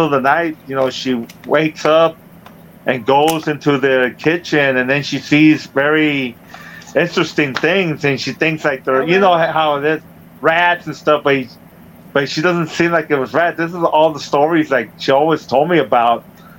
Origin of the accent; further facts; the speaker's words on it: Chula Vista, California, United States; now in Temecula, United States; I grew up in Chula Vista, California, in San Diego. You know, I come from a big family. I'm the third of six.